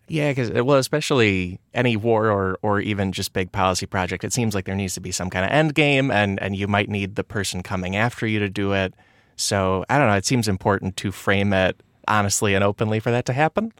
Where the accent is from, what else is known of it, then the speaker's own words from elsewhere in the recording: Illinois, United States; I'm from Illinois